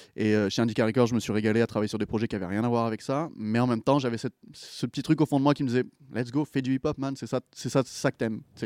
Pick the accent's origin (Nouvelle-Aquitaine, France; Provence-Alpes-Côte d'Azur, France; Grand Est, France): Provence-Alpes-Côte d'Azur, France; Pélissanne; moved away as an adult; also born or lived in United States; now in Montreal, Canada; Je viens d'un petit village qui s'appelle Pélissane.